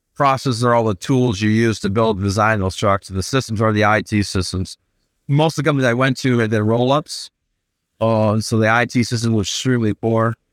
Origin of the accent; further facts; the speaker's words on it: Flint, Michigan, United States; also born or lived in Purdue University, Indiana / Bloomfield Hills, Michigan; I grew up in Flint, Michigan, so I was thirteen and moved down to Bloomfield Hills, Michigan.